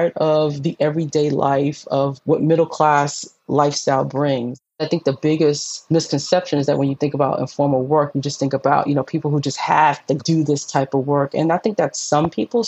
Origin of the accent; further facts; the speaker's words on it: New York City, New York, United States; I'm from New York City. I grew up in the 70s and the 80s.